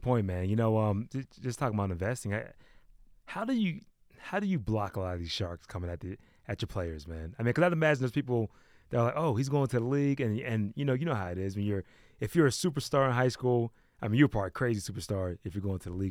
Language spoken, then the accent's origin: English; East Coast, United States; moved away as an adult; now in West Coast, United States; I'm from the East Coast. I wasn't really into his music until I came out to the West, like, two years ago